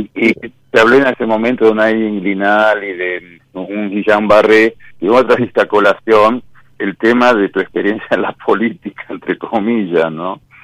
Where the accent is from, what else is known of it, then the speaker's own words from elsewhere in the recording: Burzaco, Buenos Aires Province, Argentina; de Bursaco